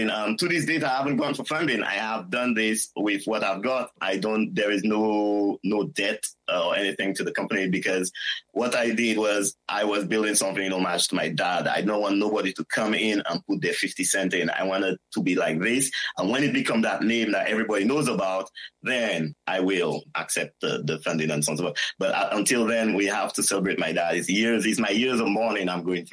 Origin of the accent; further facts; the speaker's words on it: St. Lucia; moved away as an adult; also born or lived in New York, United States / Scotland; now in Dumbarton, United Kingdom; Growing up in St. Lucia